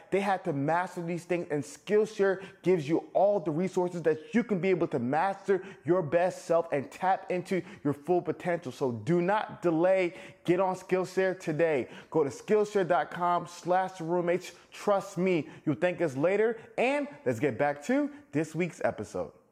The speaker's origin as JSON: {"language": "English", "country": "Nigeria", "said": "I'm Nigerian"}